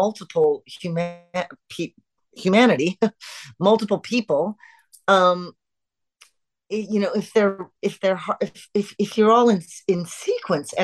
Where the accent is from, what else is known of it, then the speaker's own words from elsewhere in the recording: Canada; we're Canadian